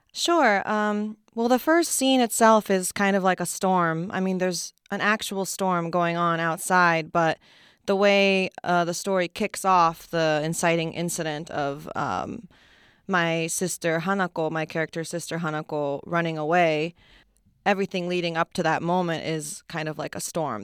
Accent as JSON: {"language": "English", "region": "Wakayama", "country": "Japan", "tie": "born or raised there", "moved": "yes", "said": "I was born and raised in Japan."}